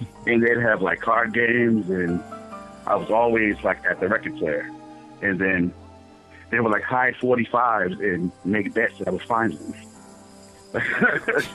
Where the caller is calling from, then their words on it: Boston, Massachusetts, United States; I'm calling from Boston, Massachusetts.